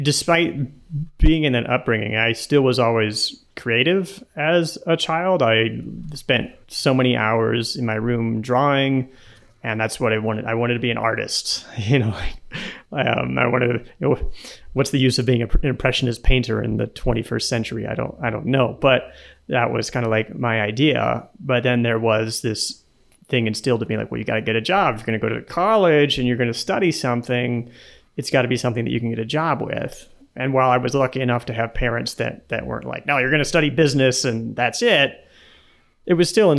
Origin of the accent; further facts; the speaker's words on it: Nebraska, United States; moved away as an adult; also born or lived in San Jose / San Francisco; now in Colombia; I grew up in Nebraska in the middle of the US